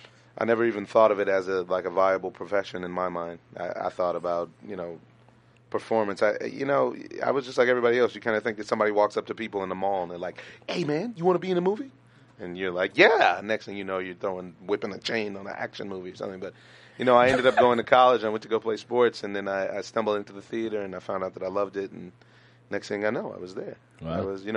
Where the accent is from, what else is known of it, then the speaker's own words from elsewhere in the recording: Orange County, California, United States; also born or lived in Los Angeles; now in San Gabriel Valley, United States; I'm from Orange County. I lived in Orange County for the longest time. Went to Canyon High School in Anaheim Hills. We were the Comanches. It was lovely. and now I reside in this lovely San Gabriel Valley.